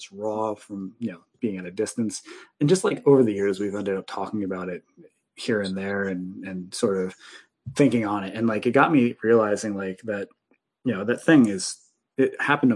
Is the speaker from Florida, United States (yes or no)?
no; Union Beach, New Jersey, United States; I grew up in New Jersey on the East Coast, in a little town called Union Beach